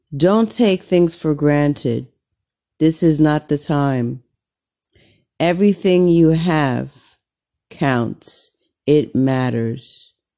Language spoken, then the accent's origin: English; United States; I'm an American